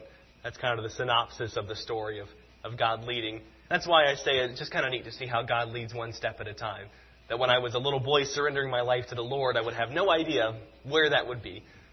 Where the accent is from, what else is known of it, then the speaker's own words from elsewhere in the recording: South Carolina, United States; I grew up in South Carolina